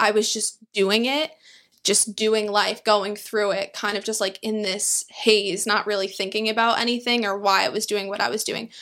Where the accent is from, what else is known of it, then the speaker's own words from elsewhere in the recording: New York, United States; also born or lived in Queens / Long Island; I am born and raised in New York